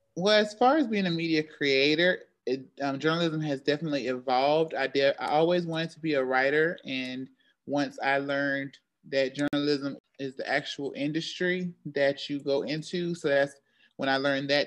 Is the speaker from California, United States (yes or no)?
no; Charlotte, North Carolina, United States; also born or lived in Greensboro, North Carolina / Syracuse; I am from Charlotte, North Carolina